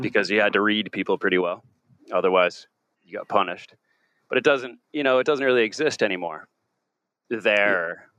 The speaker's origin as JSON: {"language": "English", "town": "Southampton", "region": "New York", "country": "United States", "tie": "born or raised there", "also_born_or_lived": "Mattituck, New York / Oahu, Hawaii", "moved": "as an adult", "lives_now": "Ireland", "said": "I grew up in Long Island, the East End of Long Island, um, to be specific, uh, Southampton"}